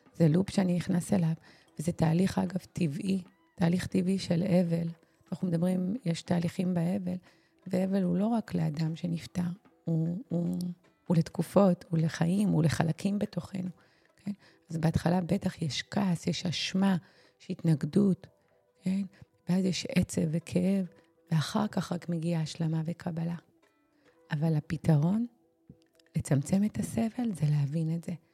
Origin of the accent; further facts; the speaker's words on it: Israel; אנחנו במיוחד היהודים, הישראלים